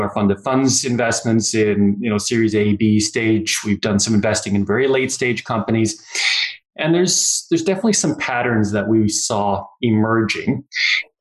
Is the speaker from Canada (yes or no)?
yes; Newfoundland and Labrador, Canada; moved away as an adult; also born or lived in Kitchener-Waterloo, Ontario / New Brunswick; now in Calgary, Canada; born in Ontario, in Kitchener-Waterloo area, but mostly I grew up in Newfoundland and spent a couple of years of my adult life in New Brunswick, but I've been in Calgary now since 1995